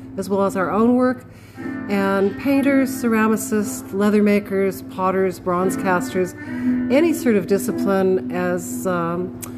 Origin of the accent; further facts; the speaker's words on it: California, United States; now in Australia; I'm from California